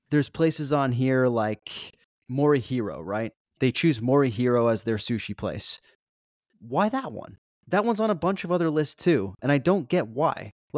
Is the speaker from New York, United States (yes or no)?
yes; New York, United States; I would feel as a New Yorker, if I didn't agree with the list, more justified in disagreeing with it. Cause I'm like, who's this guy parachuting into our city who doesn't really understand our the rhythm of our city and our culinary scene